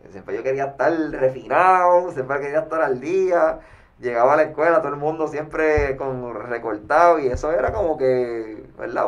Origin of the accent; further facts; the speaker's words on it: Caguas, Puerto Rico; Mi adolescencia fue en Cagua en, en Cagua